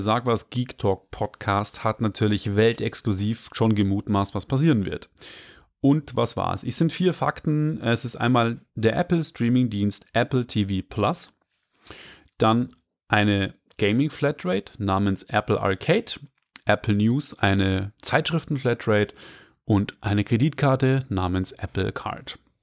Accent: Upper Palatinate, Bavaria, Germany; moved away; aus meiner alten Heimat, der Oberpfalz

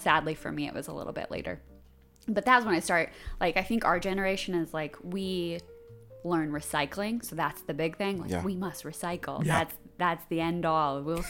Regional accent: Illinois, United States; also born or lived in Chicago, Illinois; now in Savannah, United States; I am from Illinois. Kind of grew up all over Illinois. My parents were educators, and we kept moving around.

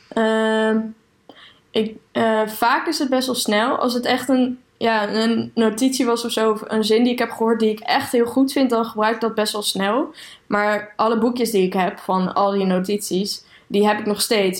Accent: Aalten, Gelderland, Netherlands; moved away as an adult; also born or lived in Utrecht; ik ben opgegroeid in Aalten

